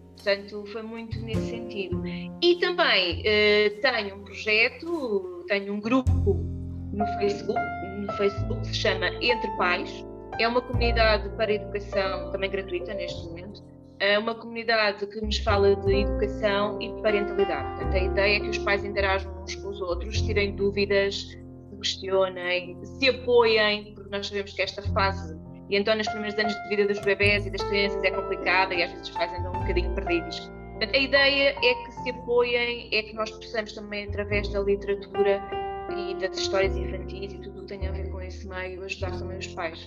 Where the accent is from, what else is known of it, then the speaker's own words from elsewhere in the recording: Vila Franca de Xira, Lisbon, Portugal; now in Alhandra, Portugal; sou nascida e criada uh, na zona de Vila Franca, embora esteja a morar em Alhandra atualmente.